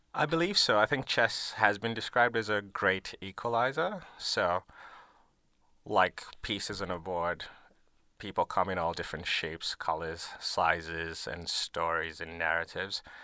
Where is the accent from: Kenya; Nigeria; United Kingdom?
Kenya; Nairobi; moved away as an adult; now in Melbourne, Australia; I grew up in Nairobi, Kenya